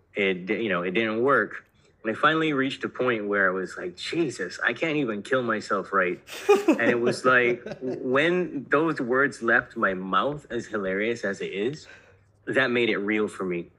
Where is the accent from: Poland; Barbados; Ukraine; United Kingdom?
Barbados; I was born in Barbados